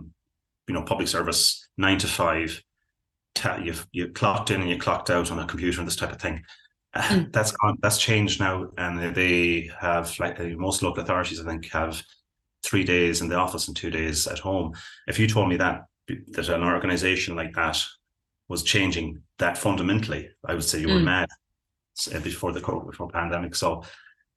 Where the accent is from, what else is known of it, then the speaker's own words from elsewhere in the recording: Belmullet, Connacht, Ireland; my hometown, which is Balmullet, which is way out on the West Coast